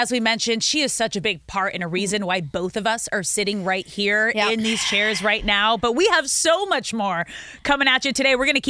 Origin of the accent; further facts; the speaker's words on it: Manhattan Beach, California, United States; now in Hermosa Beach, United States; Yeah, see, I grew up with volleyball in Manhattan Beach, now living in Hermosa.